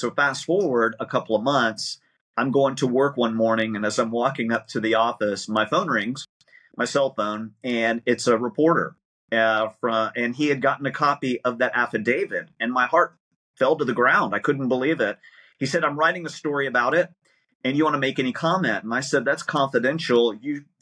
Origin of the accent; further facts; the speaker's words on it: United States; as an American